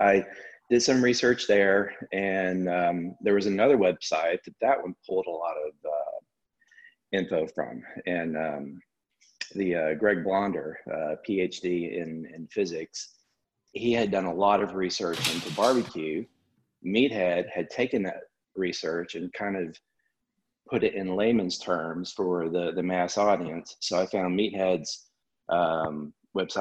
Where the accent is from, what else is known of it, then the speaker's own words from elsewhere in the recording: Alabama, United States; born and raised in Alabama, went to college at Auburn